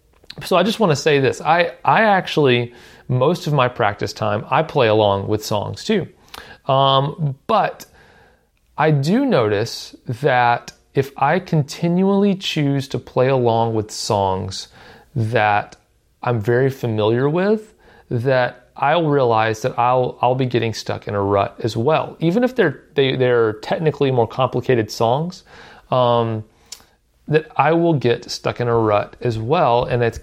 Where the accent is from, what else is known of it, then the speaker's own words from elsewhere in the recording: Southern United States, United States; I live in Nashville, and I've kind of lived in the southern U.S. my whole life, so my accent doesn't come out very much most of the time.